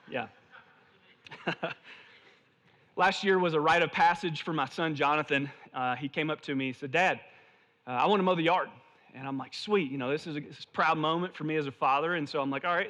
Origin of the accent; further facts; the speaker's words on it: the South, United States; moved away; I'm originally from the South